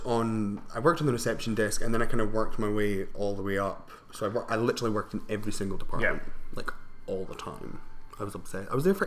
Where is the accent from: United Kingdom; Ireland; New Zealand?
United Kingdom; Scotland; I'm from up north, where we had to, like, carve turnips.